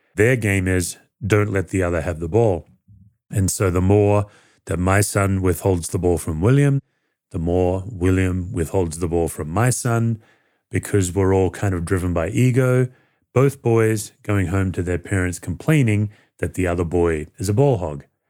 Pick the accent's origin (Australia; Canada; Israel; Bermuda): Australia; moved away as an adult; now in United States; When I grew up in Australia as a teenager who felt very lost